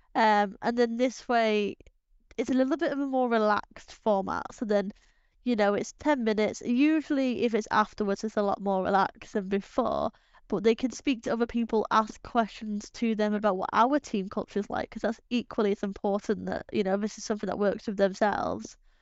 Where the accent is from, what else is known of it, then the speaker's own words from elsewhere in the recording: England, United Kingdom; we're English